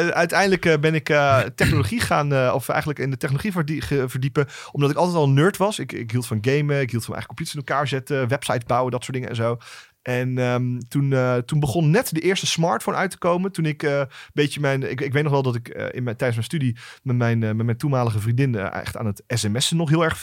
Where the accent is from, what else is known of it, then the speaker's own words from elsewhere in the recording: Luxembourg; born there; Oké, ik, ik ben geboren in Luxemburg.